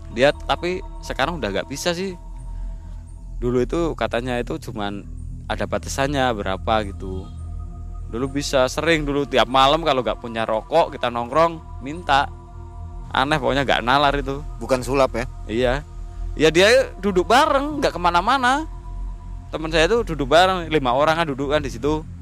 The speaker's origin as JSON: {"language": "Indonesian", "town": "Alas Roban", "region": "Central Java", "country": "Indonesia", "tie": "born or raised there", "said": "itu kejadiannya di mana di sini di kampung saya di alas roban"}